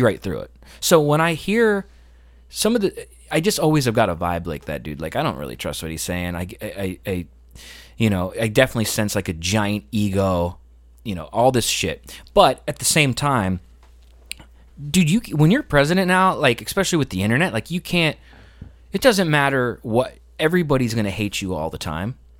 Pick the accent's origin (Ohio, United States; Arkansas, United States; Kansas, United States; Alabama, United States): Ohio, United States; moved away; Where I grew up in Ohio, they were all about the morals